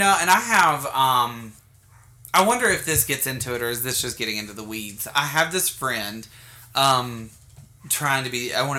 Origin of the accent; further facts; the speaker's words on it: the American South, United States; also born or lived in Bountiful; as a Southerner